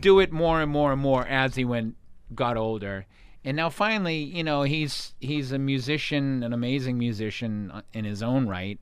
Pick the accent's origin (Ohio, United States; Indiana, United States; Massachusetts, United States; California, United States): Massachusetts, United States; Boston; moved away; I grew up right in Boston in a town called Jamaica Plain